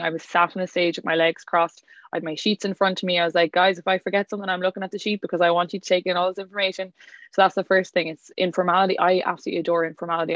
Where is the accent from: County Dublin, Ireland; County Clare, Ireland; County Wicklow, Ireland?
County Clare, Ireland; I'm from County Clare, West Ireland